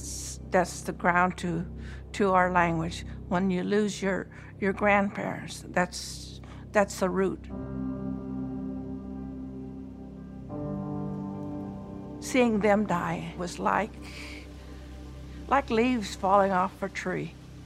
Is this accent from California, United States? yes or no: yes; Woodlake, California, United States; first language English; I'm from Woodlake, California. When I was growing up, I spoke English.